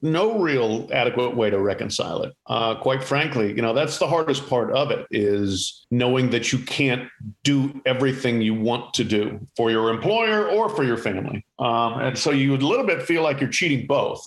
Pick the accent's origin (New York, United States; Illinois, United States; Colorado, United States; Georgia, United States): Colorado, United States; Colorado Springs; I grew up in Colorado, in Colorado Springs